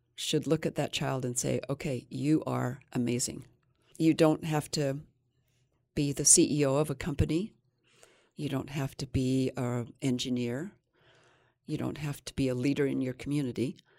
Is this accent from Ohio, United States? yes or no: no; Fillmore, Utah, United States; I was raised in Fillmore, Utah